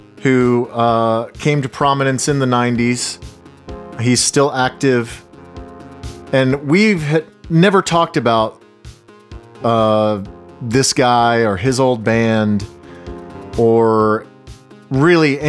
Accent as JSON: {"language": "English", "country": "United States", "said": "as an American"}